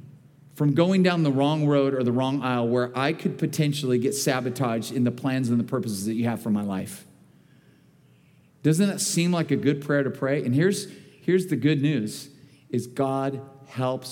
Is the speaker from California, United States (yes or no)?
yes; Bakersfield, California, United States; I was born and raised in Bakersfield.